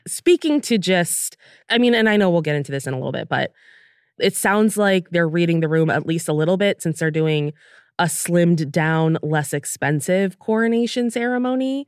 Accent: United States; we're from the United States

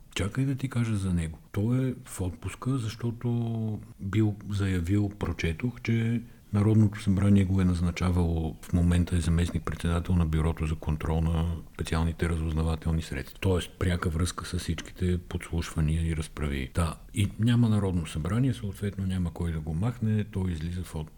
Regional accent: Bulgaria; Ние сме българи

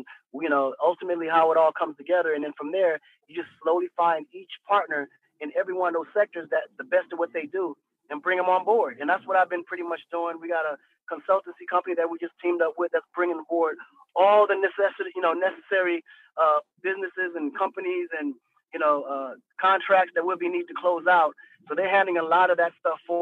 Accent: Saint-Louis, Senegal; moved away; I was born in St. Louis, Missouri, and raised in Senegal.

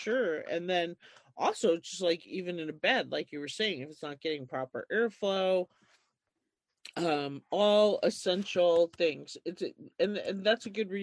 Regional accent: New York, United States; now in Montana, United States; I grew up in New York

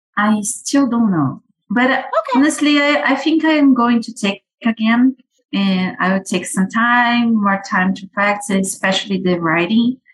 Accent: Brazil; English is a second language; moved away as an adult; now in Canada; I'm from Brazil and I'm living in Canada for the past almost two years

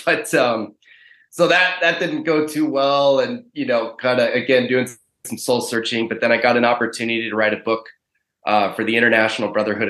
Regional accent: Pacific Northwest, United States; I grew up in the Pacific Northwest, and I went to college at the University of Washington

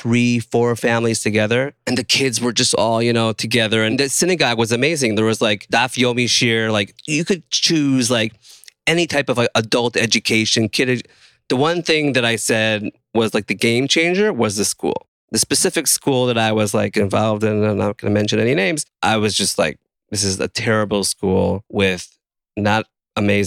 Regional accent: Israel; I grew up in a settlement

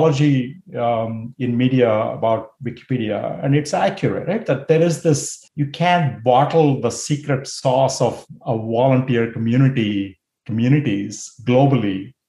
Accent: India; moved away as an adult; also born or lived in United States; I grew up in India. I moved to the US to study

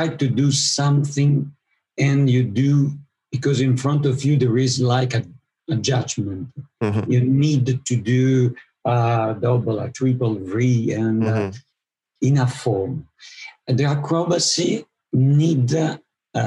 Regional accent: Italian part of Switzerland, Italian-speaking Switzerland, Switzerland; also born or lived in Mexico; I am from Switzerland, but from the Italian part of Switzerland.

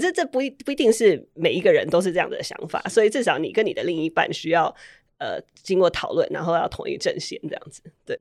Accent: Taiwan; moved away as an adult; also born or lived in Puerto Rico / Maryland, United States; now in Silicon Valley, United States; 我小时候是在波多黎各出生，然后小学四年级我搬来台湾

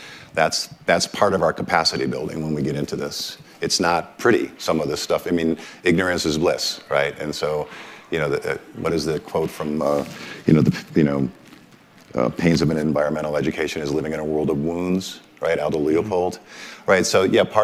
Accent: Buffalo, New York, United States; I was born in Western New York State, in Buffalo, New York, kind of a working class town.

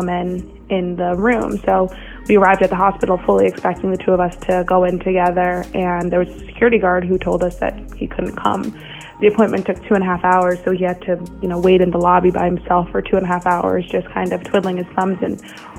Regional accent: New York City, New York, United States; moved away; also born or lived in Paris; I'm from New York City

